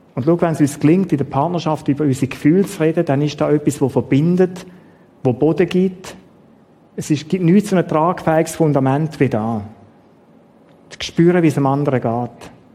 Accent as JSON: {"language": "German", "country": "Switzerland", "said": "wir Schweizer"}